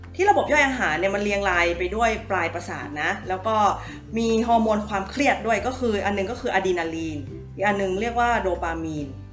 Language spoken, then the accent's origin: Thai; Northern Thailand, Thailand; คำเมืองบ้านเรา